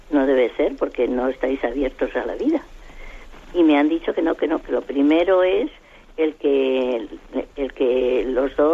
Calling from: Madrid, Community of Madrid, Spain; Monseñor, soy, yo soy de aquí de Madrid

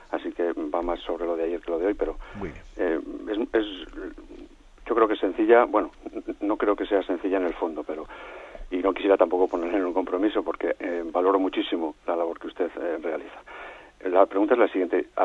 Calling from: Madrid, Community of Madrid, Spain; llamo de Madrid.

